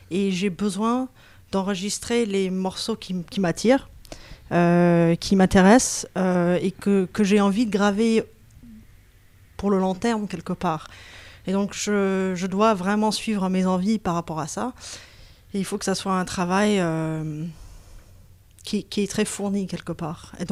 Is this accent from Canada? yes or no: no; Berkeley, California, United States; moved away; Moi, je suis née à, Berkeley, en Californie.